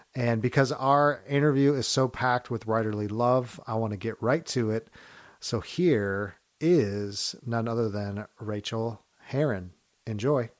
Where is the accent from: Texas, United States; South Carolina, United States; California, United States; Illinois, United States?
California, United States; Long Beach; moved away; I'm originally from California